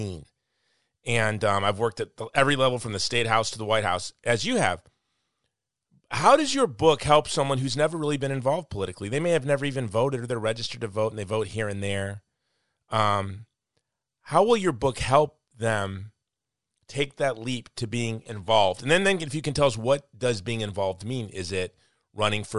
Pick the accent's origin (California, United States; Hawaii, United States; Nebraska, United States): Hawaii, United States; I'm from Hawaii.